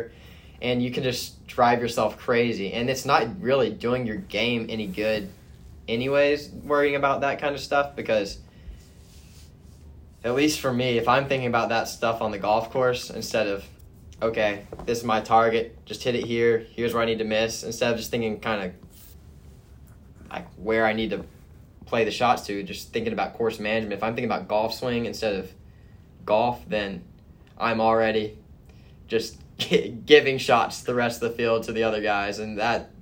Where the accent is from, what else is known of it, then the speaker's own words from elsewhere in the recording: Houston area, Texas, United States; I'm from the Houston area. So I grew up an hour and 15 minutes from the golf course